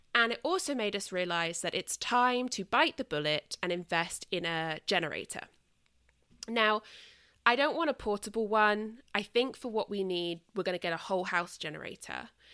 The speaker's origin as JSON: {"language": "English", "country": "United Kingdom", "moved": "yes", "lives_now": "United States", "said": "I am British"}